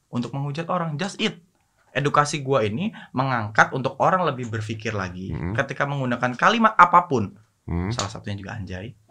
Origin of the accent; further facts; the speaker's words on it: Java, Indonesia; Asu, aku orang Jawa iso loh ngomong asu Kancok.